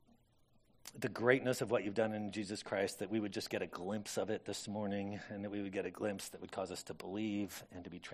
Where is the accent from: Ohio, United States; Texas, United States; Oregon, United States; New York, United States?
Oregon, United States; Corvallis; I grew up in Corvallis